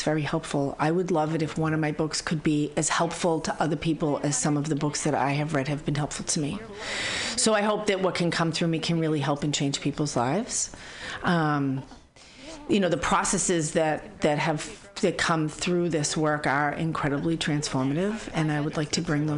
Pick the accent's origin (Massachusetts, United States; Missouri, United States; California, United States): Massachusetts, United States; Boston; also born or lived in San Francisco Bay Area; now in San Francisco, United States; I'm from Boston